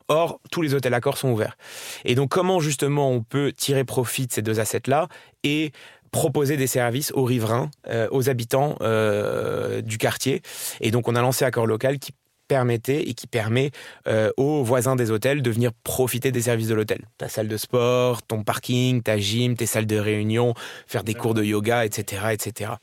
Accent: Marrakesh, Marrakesh-Safi, Morocco; moved away as an adult; also born or lived in Paris, France / Dubai, United Arab Emirates; je suis né, j'ai grandi à Marrakech

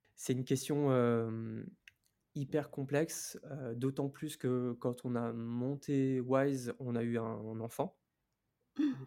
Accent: Lille, Hauts-de-France, France; moved away; also born or lived in New Caledonia; Moi, je suis originaire de Lille

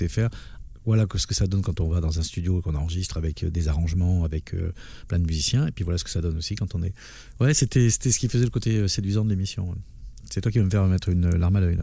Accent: Basque Country, Nouvelle-Aquitaine, France; moved away as an adult; also born or lived in Douala, Cameroon; now in Paris, France; je suis arrivé à l'âge de 4 ans au Pays Basque, j'en suis parti à 24 ans, donc j'ai vécu 20 ans

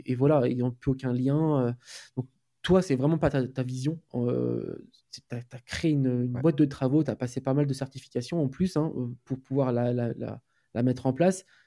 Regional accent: Poitiers, Nouvelle-Aquitaine, France; Moi, je suis de Poitiers

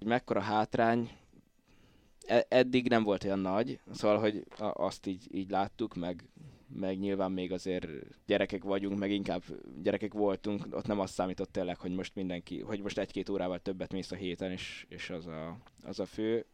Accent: Pusztazámor, Pest, Hungary; én így, így faluról származok inkább

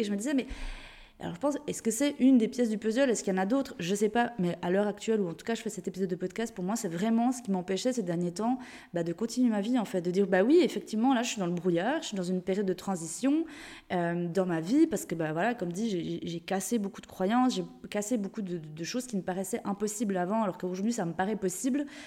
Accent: Jura, Switzerland; moved away; de base je viens de Suisse, du Jura, une, petite, une, petite, région en Suisse. Et c'est vrai que j'ai un bon accent qu'apparemment même avec le voyage, je ne perds pas

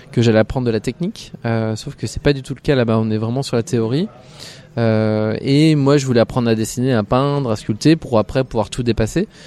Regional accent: Bourgogne-Franche-Comté, France; moved away as an adult; now in Paris, France; De Franche-Comté.

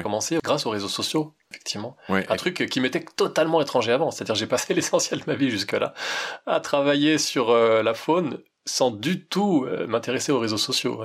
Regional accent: Val-d'Oise, Île-de-France, France; je suis né en Île-de-France, hein. j'ai fait partie des salauds de Parigot, je viens d'un bled dans le Val d'Oise

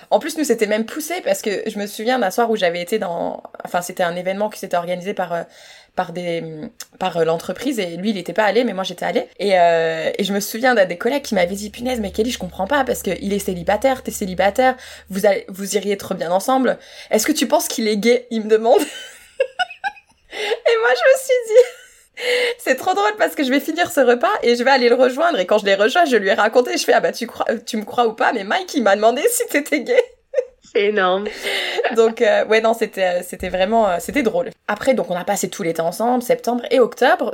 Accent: France; moved away; en tant que française

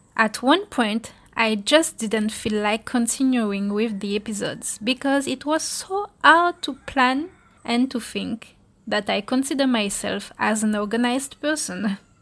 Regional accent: Guadeloupe; I am originally from Guadeloupe

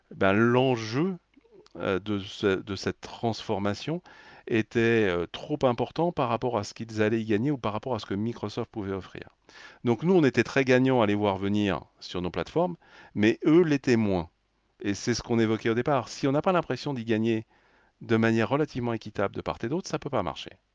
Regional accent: France; en tant que Français

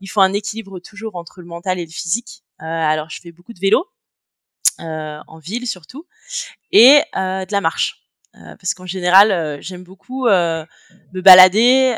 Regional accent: France; moved away as an adult; also born or lived in Chile / India / Canada; now in Barcelona, Spain; je suis née, j'ai grandi en France. aujourd'hui, j'habite à Barcelone, en Espagne

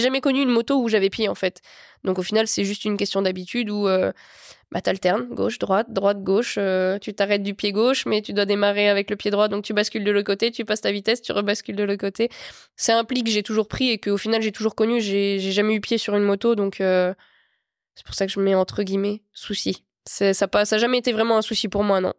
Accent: Meuse, Lorraine, Grand Est, France; J'étais dans l'Est, je suis originaire de l'Est, en Lorraine, en Meuse même précisément. Et j'ai toujours été là-bas et j'ai grandi là-bas.

